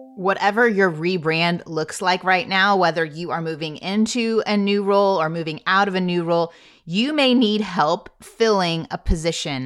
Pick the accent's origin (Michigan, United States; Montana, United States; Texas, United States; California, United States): Texas, United States; I am a Texan